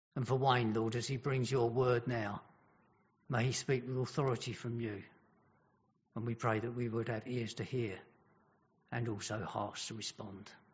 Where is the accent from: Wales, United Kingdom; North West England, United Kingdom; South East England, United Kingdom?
Wales, United Kingdom; Welsh; being Welsh